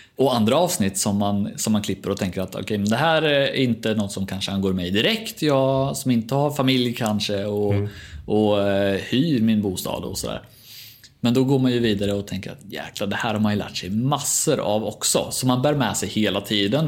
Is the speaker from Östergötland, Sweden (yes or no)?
yes; Norrköping, Östergötland, Sweden; accent: Östergötland dialect; jag är ju hemma i Norrköping annars. Jag klipper ju från Östergötland om det går att dölja den dialekten